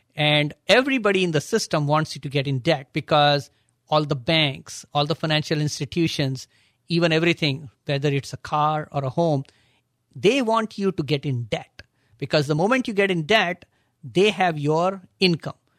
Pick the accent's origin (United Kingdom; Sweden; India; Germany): India; Agra, Uttar Pradesh; now in United States; my accent is from a city called Agra